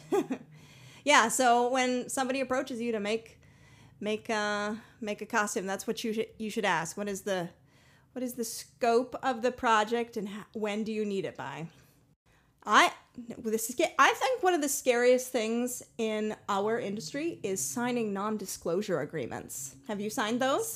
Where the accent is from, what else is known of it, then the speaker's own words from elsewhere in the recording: Boulder, Colorado, United States; I grew up in Boulder, Colorado